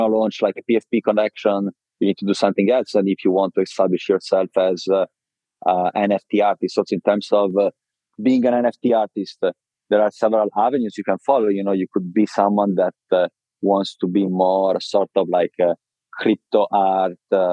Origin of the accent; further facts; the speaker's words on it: Viareggio, Tuscany, Italy; moved away; also born or lived in London / Miami / Milan; I was raised in Italy in a very small city called Viareggio in Tuscany.